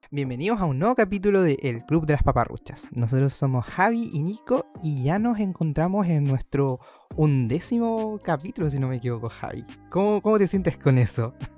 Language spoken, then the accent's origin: Spanish; Chile; en un sector tan recóndito de nuestro país